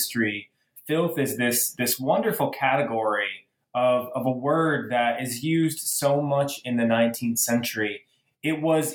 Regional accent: Michigan, United States; I'm originally from Michigan

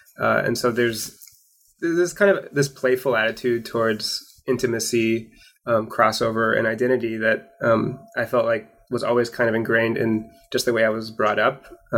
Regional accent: Portland, Oregon, United States; born there; I was born in Portland, Oregon, and my family was my mother was from Hawaii, and my sister was also born in Hawaii

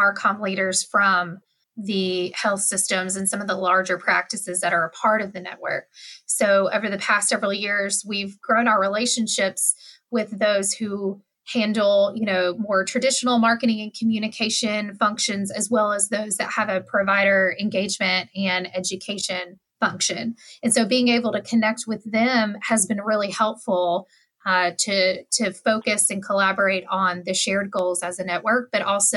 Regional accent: West Tennessee, United States; I'm from West Tennessee

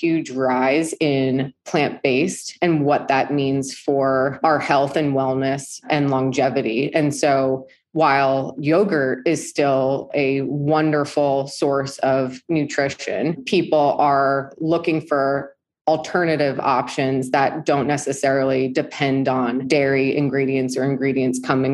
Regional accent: East Coast, United States; moved away as an adult; also born or lived in New York City, United States; now in Southern California, United States; I grew up on the East Coast

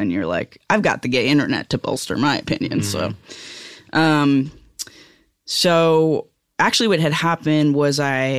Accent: New York, United States; Yeah, I'm from Rockland County.

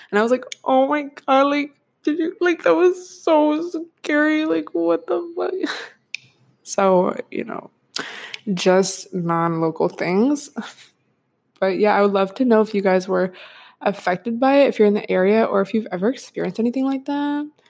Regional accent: Washington, United States; moved away; I grew up in Washington State, so, like, West Coast gang

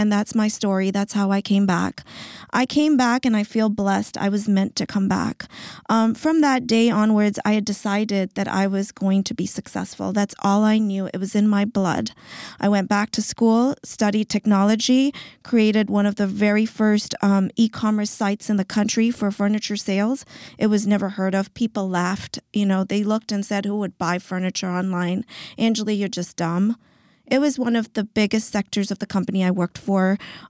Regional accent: Zambia; So I come from Africa, from Zambia, and my father was a missionary doctor.

